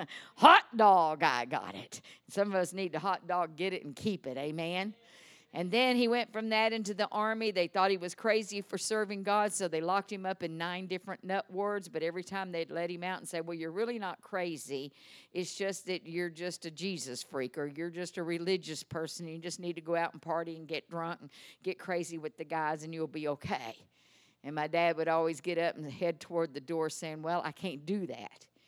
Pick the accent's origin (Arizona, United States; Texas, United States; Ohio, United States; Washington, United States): Texas, United States; accent: Texas; my Texas accent